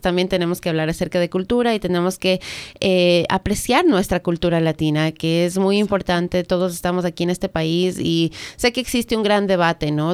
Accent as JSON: {"language": "Spanish", "country": "Ecuador", "moved": "yes", "lives_now": "United States", "said": "yo soy del Ecuador"}